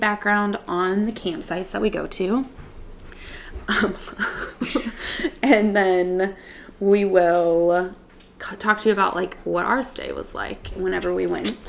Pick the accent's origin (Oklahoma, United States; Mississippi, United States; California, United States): Mississippi, United States; the Gulf Coast; moved away as an adult; now in Grand Rapids, United States; I'm originally from Mississippi, the Gulf Coast.